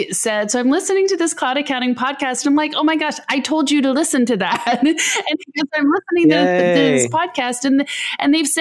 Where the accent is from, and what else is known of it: Canada